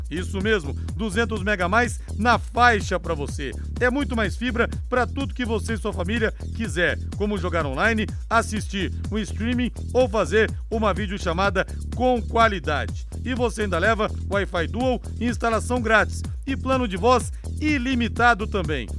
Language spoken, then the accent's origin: Portuguese; rural area near São José dos Campos, São Paulo, Brazil; Na, na, na zona rural lá perto de São José dos Campos, na minha terra, o pessoal fala relampeando